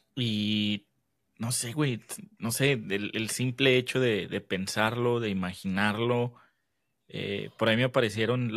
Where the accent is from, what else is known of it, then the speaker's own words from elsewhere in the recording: Mexico; nos unimos como mexicanos